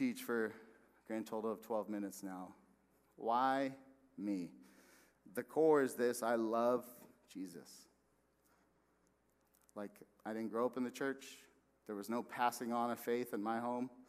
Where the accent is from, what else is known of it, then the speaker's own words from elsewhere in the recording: West Valley, Arizona, United States; moved away as an adult; also born or lived in Texas; we were going to move back here. I'm from the West Valley.